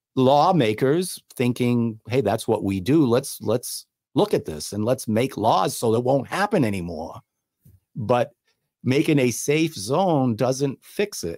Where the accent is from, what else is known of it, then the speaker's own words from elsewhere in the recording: New Bedford, Massachusetts, United States; moved away as an adult; also born or lived in Cape Cod, Massachusetts; I was born and raised in New Bedford